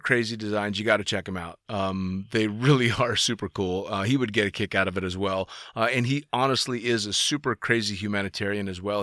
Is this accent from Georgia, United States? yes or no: no; San Francisco, California, United States; I'm from the Bay Area. I'm from San Francisco.